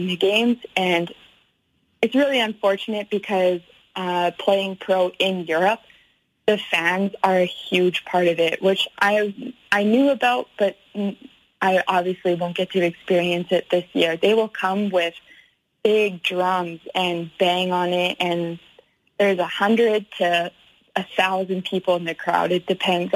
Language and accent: English; Canada; moved away as an adult; also born or lived in Alabama, United States; now in Germany; being a Canadian